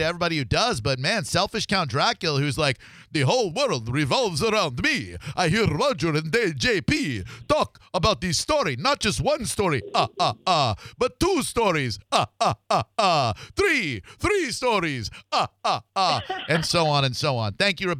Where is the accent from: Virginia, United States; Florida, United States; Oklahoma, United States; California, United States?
Florida, United States; Orlando; moved away; I'm from Orlando originally, but I moved over here in 2011.